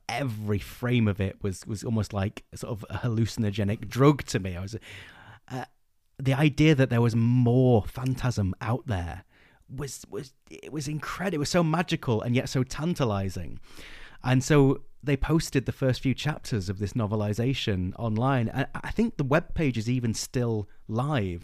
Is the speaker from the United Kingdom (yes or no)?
yes; England, United Kingdom; we're English